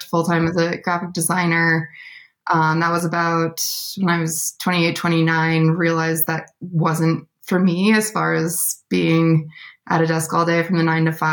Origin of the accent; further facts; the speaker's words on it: South Dakota, United States; moved away as an adult; now in Bozeman, United States; I grew up in South Dakota